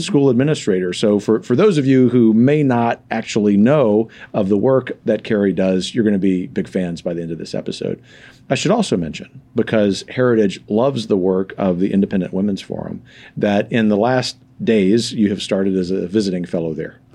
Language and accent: English; the South, United States; I am a Southerner